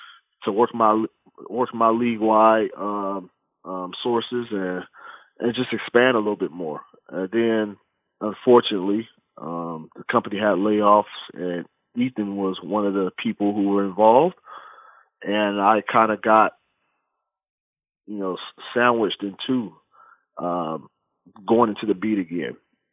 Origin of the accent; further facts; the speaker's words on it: Fresno, California, United States; moved away as an adult; also born or lived in Cleveland, Ohio; now in San Francisco Bay Area, United States; my hometown is Fresno, California